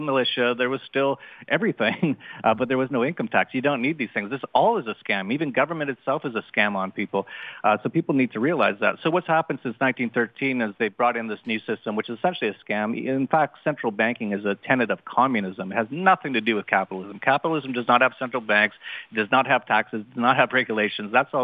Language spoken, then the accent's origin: English; Vancouver, British Columbia, Canada; I was born in Canada